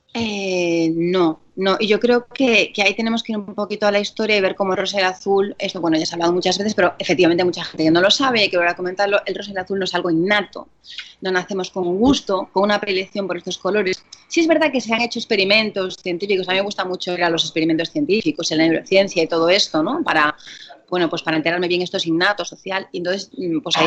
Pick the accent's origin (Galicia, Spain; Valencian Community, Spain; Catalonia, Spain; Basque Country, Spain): Galicia, Spain; moved away; en Galicia, mi tierra, eh, somos muchos del carnaval ya desde toda la vida